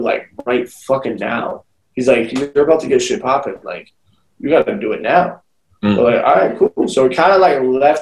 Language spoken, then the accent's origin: English; Louisiana, United States; I'm from Louisiana